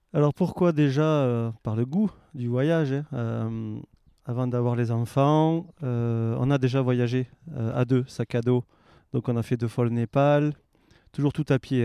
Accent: Aveyron, Occitania, France; moved away as an adult; also born or lived in Annecy; now in Faverges, France; je suis originaire de l'Aveyron

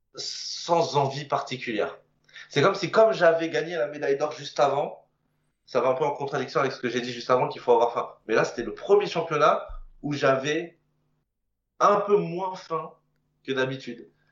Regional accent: Moissy-Cramayel, Île-de-France, France; je viens d'une petite commune qui s'appelle moissy cramayel pour les connaisseurs. Alors, c'est pas très connu, hein, c'est en région parisienne, plutôt dans le sud

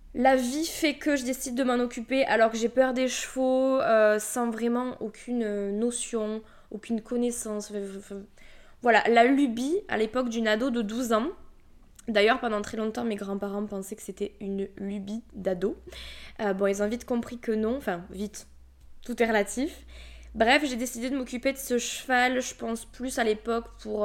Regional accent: Toulouse, Occitania, France; accent: Toulouse; je viens de la région toulousaine, mais ça je pense que tu vas vite t'en rendre compte à mon accent

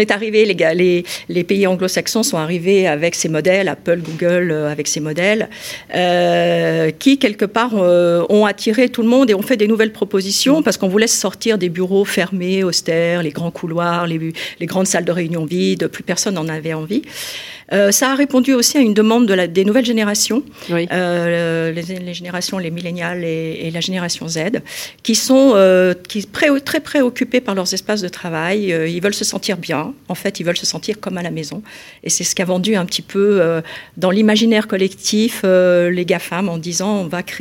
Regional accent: Lyon, Auvergne-Rhône-Alpes, France; donc je suis lyonnaise, euh, j'ai fait mes études d'architecture euh, à Lyon

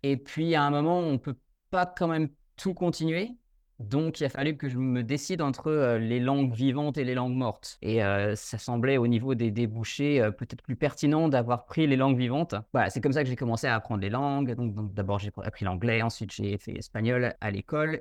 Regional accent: Dijon, Bourgogne-Franche-Comté, France; first language French; Moi, je suis français, je suis de Dijon à la base

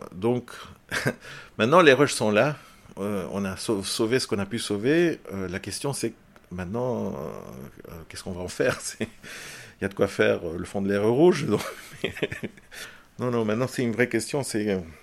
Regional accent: Belgium; also born or lived in Chile; je suis arrivé à l'âge de 4 ans euh, en Belgique, euh, je suis fils d'exilé. Donc c'est mon père qui était prisonnier politique et on est arrivé en Belgique avec euh, toute la famille. Et donc j'ai grandi en Belgique

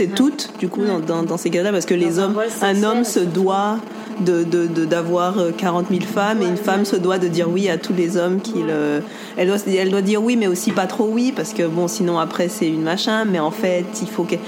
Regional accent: Guadeloupe; on est Guadeloupéen

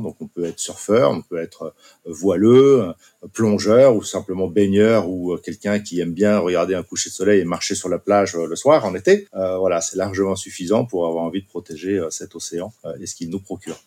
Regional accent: Basque Country, France; moved away; je suis originaire du Pays Basque et ma femme également

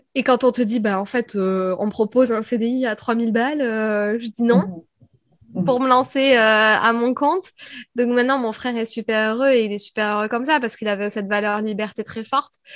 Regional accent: France; accent: French; moved away as an adult; also born or lived in Paris / United States; Je parlais anglais, mais alors, à tout va, avec mon vieux accent français

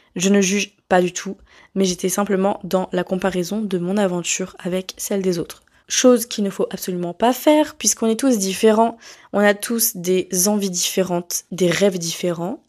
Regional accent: France; moved away as an adult; now in Montreal, Canada

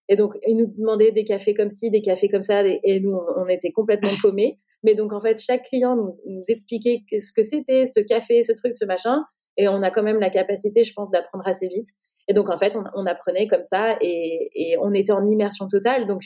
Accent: France; de, montrer notre crédibilité en tant que française, etc.

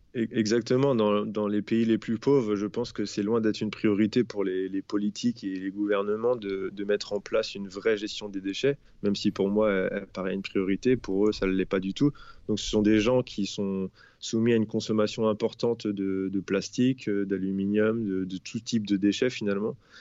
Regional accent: France; chez nous, en France

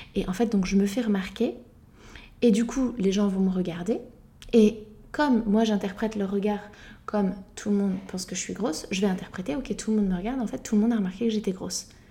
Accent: France; en tant que française

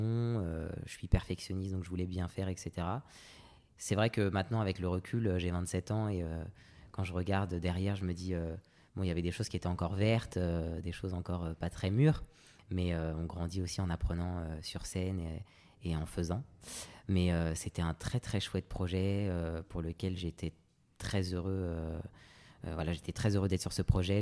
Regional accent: Paris suburbs, Île-de-France, France; J'ai grandi en banlieue parisienne euh, avec ma maman. Euh, moi, je suis d'origine réunionnaise et martiniquaise

